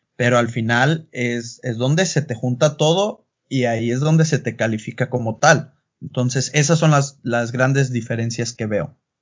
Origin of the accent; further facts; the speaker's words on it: Puerto Vallarta, Jalisco, Mexico; moved away as an adult; also born or lived in Mexico City / Guadalajara; now in Germany; nací, crecí allá, en la Ciudad de México, pero eh, ahora sí que toda mi vida fue en Puerto Vallarta, vengo de la costa